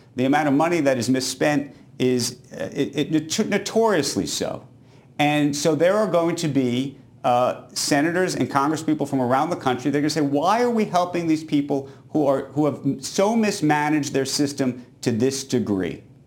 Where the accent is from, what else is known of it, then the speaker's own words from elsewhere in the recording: New York City, New York, United States; as a New Yorker